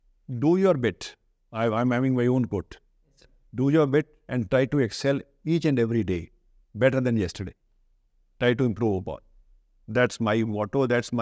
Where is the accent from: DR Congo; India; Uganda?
India; North India; North Indian. I'm an Indian. I like North Indian food. I'm a North Indian.